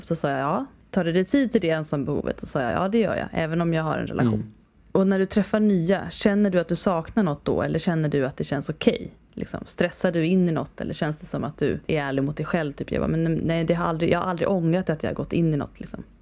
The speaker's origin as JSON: {"language": "Swedish", "country": "Sweden", "said": "som svensk"}